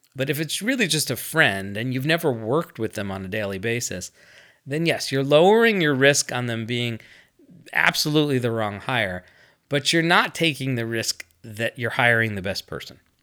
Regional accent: United States; I'm American

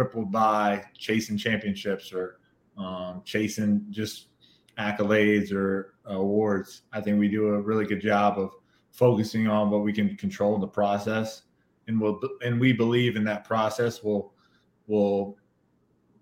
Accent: Kentucky, United States; growing up in Kentucky

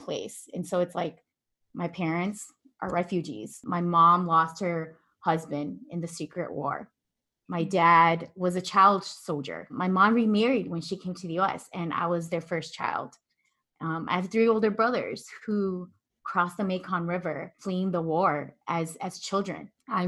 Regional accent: Midwest, United States; also born or lived in Milwaukee; I was born and raised in the Midwest, and I spent the last 8 years living in Milwaukee

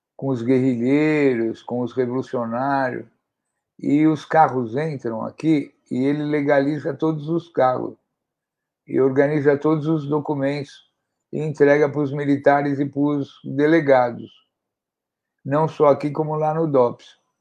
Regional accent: São Paulo, Brazil; eu sou aqui da zona leste da cidade de São Paulo

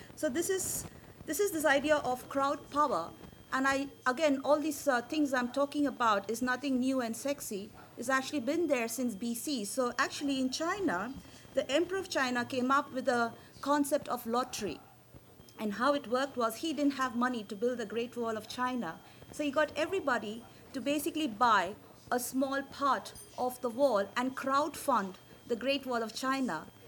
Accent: India; as an Indian, I speak very fast.

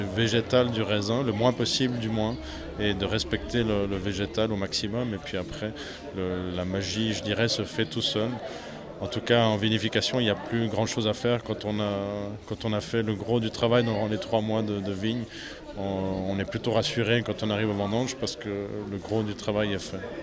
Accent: Swiss Jura, Switzerland; moved away as an adult; also born or lived in Vaud; now in Valais, Switzerland; Je ne suis pas d'ici, je suis jurassien euh, euh, du Jura suisse

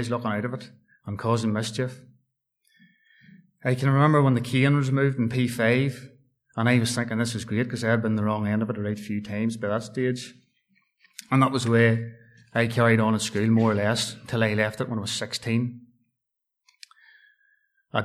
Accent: Dungannon, Northern Ireland, United Kingdom; also born or lived in Tamnamore; I was born in September 1978 up at Dungannon Hospital.

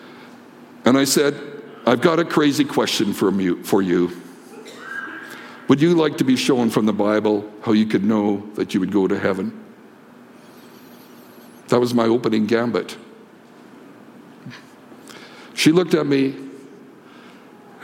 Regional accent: Canada; As a Canadian

